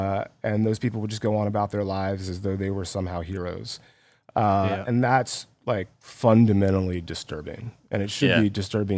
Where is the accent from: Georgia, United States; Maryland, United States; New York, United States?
Georgia, United States; Columbus; I grew up in Georgia, in Columbus.